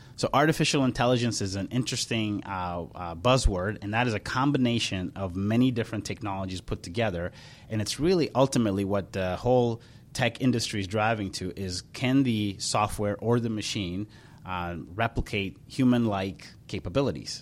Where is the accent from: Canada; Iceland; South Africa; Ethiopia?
Ethiopia; also born or lived in Charlotte, North Carolina; now in Minneapolis, United States; I was born in Ethiopia, and my dad uh, farmed about 400 acres of corn, wheat, and cotton